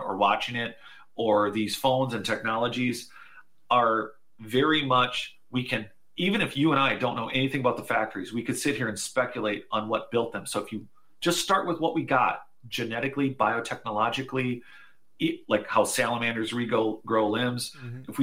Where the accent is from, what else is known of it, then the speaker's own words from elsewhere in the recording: Minnesota, United States; I'm from Minnesota, and we have the Mayo Clinics.